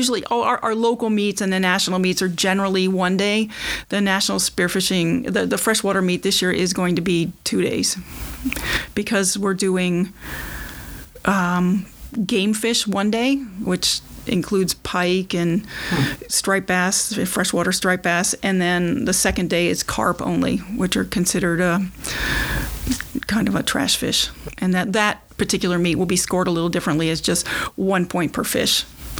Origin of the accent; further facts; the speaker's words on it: Watertown, Massachusetts, United States; I'm from Watertown, Mass, and I started spearfishing in 1995.